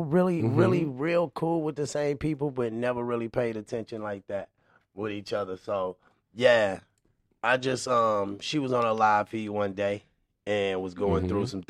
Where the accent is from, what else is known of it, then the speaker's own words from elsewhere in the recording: Arkansas, United States; I'm from Arkansas